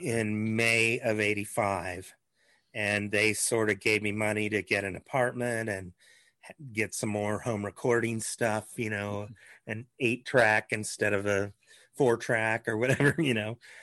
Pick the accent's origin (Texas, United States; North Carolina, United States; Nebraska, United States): Nebraska, United States; Lincoln; moved away as an adult; also born or lived in Los Angeles, California; I grew up in Lincoln